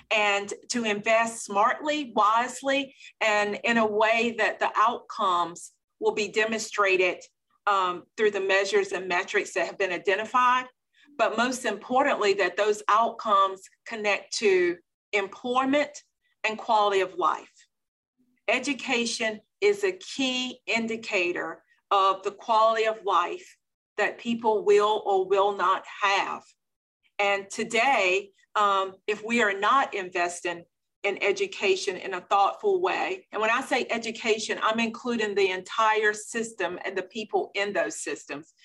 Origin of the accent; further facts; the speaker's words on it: Belhaven, North Carolina, United States; I am from Eastern North Carolina, the beautiful small town of Belhaven, North Carolina